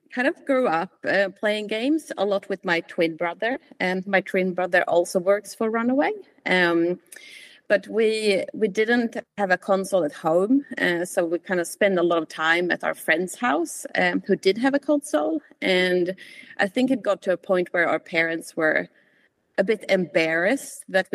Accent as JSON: {"language": "English", "country": "Sweden", "accent": "hybrid", "lives_now": "New Zealand", "said": "And I'm also originally from Sweden, hence my hybrid accent, if anyone is wondering."}